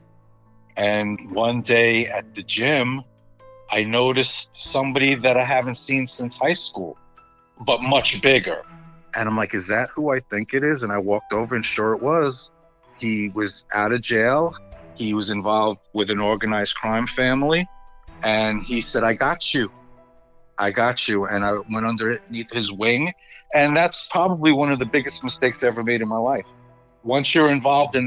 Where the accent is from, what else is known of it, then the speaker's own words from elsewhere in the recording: New York City, New York, United States; moved away; also born or lived in West Islip, Long Island, New York; I grew up in the Bronx, New York, mixed neighborhood